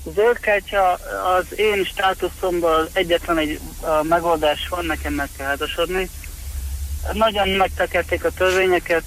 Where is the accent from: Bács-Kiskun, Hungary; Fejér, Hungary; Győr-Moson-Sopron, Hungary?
Bács-Kiskun, Hungary; Kecskemét; moved away as an adult; now in Florida, United States; én Kecskemét a születésű vagyok. Kecskeméten voltam, dolgoztam a Városi Tűzoltóságnál